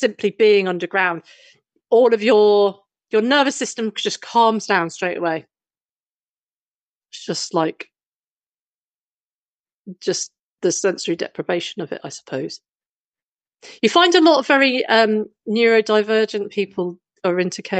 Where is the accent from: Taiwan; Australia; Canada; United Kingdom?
United Kingdom; London; I grew up in London